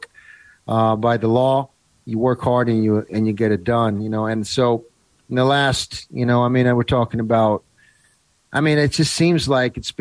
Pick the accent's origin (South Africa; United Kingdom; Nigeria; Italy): Italy; moved away; I grew up in Italy in the 70s.